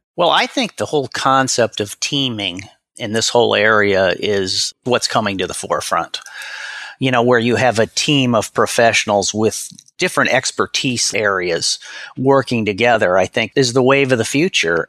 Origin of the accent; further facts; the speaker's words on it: Omaha, Nebraska, United States; I was born and raised in Omaha, Nebraska